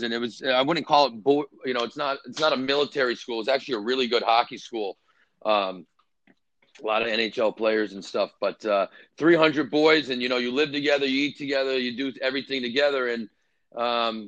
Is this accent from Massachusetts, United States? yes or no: yes; Boston, Massachusetts, United States; also born or lived in Connecticut; I grew up mainly in Boston